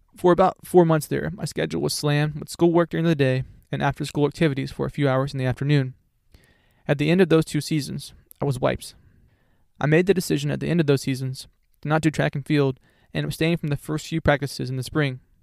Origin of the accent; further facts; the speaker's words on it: Florida, United States; I was raised in Florida and am a self-certified beach bum in the summer months